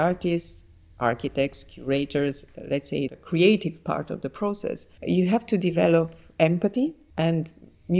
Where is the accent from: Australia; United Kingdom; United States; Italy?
Italy; Naples, Campania; I was born in Naples and I grew up there and I studied architecture there